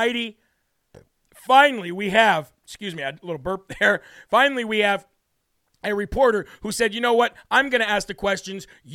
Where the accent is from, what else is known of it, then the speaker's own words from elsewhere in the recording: United States; I am an American.